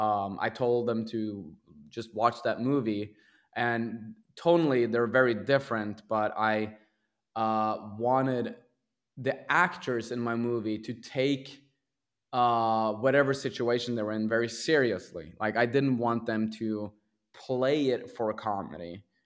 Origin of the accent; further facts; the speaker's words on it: Sarpsborg, Viken, Norway; English is a second language; Yeah, I grew up in Norway in a town called Sarpsborg, which is about 90 minutes away from Oslo.